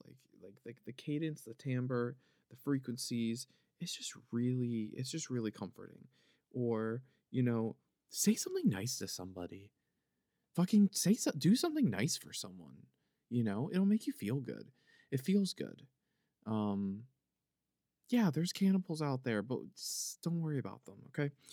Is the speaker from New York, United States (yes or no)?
no; Philadelphia, Pennsylvania, United States; accent: Philly; It's my Philadelphia accent, it's my Philly accent